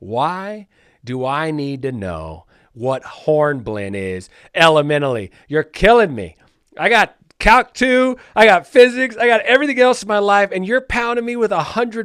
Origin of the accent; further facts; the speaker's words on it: Palmdale, California, United States; I grew up in Palmdale off the 14